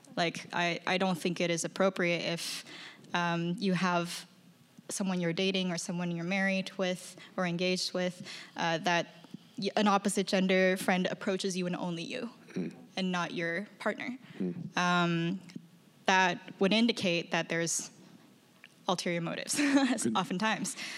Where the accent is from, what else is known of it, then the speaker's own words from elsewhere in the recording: China; now in United States; I'm from China.